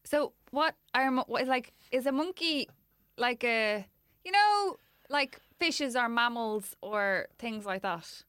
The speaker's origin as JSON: {"language": "English", "country": "Ireland", "said": "I'm Irish"}